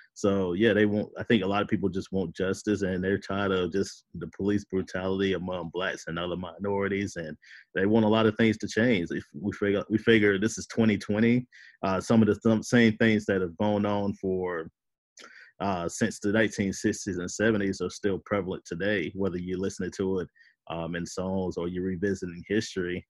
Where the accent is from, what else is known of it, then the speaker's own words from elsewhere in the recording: United States; as an American